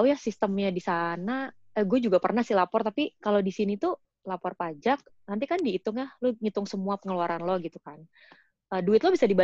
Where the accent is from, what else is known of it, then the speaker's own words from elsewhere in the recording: Jakarta, Indonesia; now in Canada; karena gue kan dari kecil emang gue lahir gede di Jakarta ya.